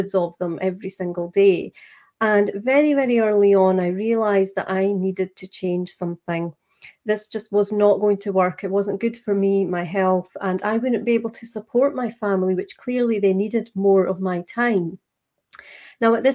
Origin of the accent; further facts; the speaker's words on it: Scotland, United Kingdom; accent: Scottish; I am just outside Edinburgh in Scotland